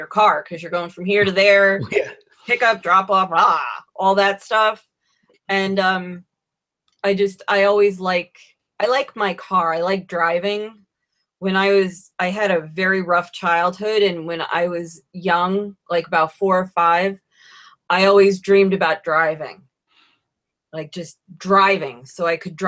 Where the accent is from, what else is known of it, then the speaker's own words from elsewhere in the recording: Troy, New York, United States; I'm from Troy